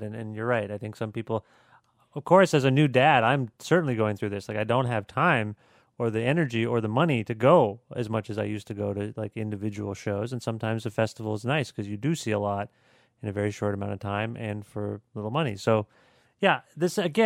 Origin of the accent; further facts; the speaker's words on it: Canada; we're Canadian